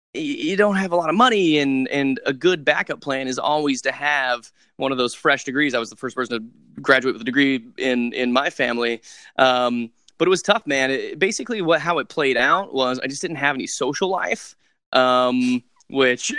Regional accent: Western Nebraska, United States; moved away; I grew up in Western Nebraska in this rural area.

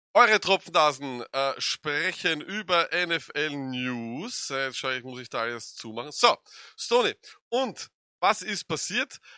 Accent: Austria; wir sind aus Österreich

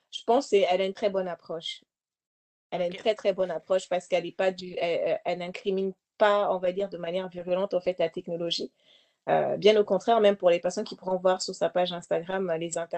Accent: DR Congo; elle a parlé en fait de l'Est du Congo, bon, moi, forcément, je viens du Congo

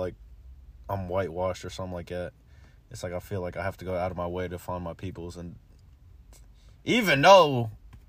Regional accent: Indiana, United States; moved away; my Indiana hometown

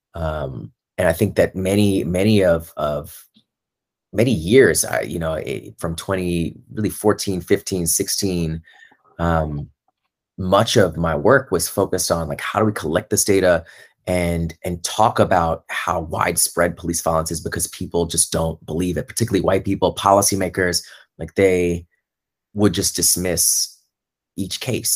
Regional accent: Orlando, Florida, United States; I'm from Orlando, Florida. That's where I grew up.

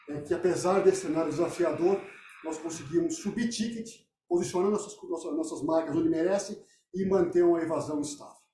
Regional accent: Brazil; eu, como brasileiro

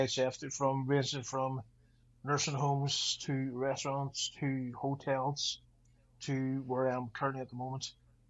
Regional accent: Ireland; I'm a chef from Ireland.

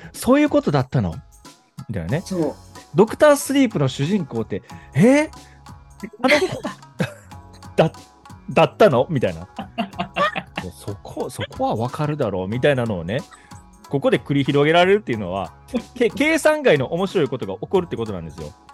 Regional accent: Kobe, Hyogo, Japan; accent: Kansai; moved away as an adult; also born or lived in Tokyo; now in Saitama, Japan; 神戸出身、しかもっていうか神戸出身なんですよね。でも、あの辺にずっと住んでたから、子供の時から25ぐらいまで

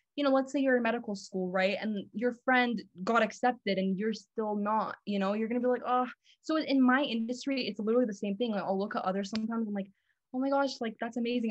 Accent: Los Angeles, California, United States; I am from Los Angeles

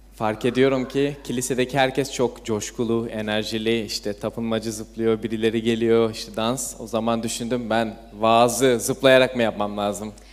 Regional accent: İzmir, Turkey; İzmir'de doğdum, büyüdüm.

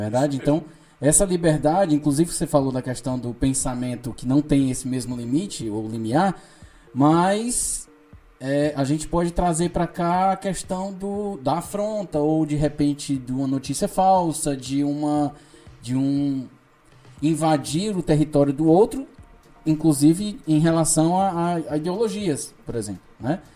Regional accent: Ceará, Brazil; nós somos cearenses

